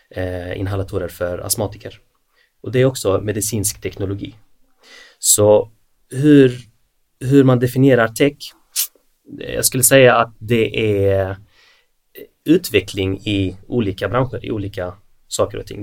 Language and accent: Swedish; Malmö, Skåne, Sweden; now in Helsingborg, Sweden; Född och uppvuxen i Malmö